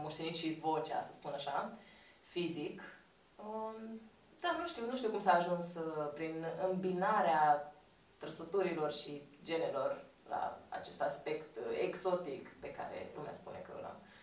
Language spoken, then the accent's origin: Romanian; Romania; le spun că sunt româncă